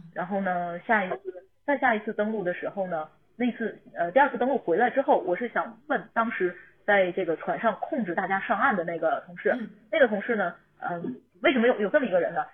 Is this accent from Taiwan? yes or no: no; China; 我一个中国人跟一个外国团队在合作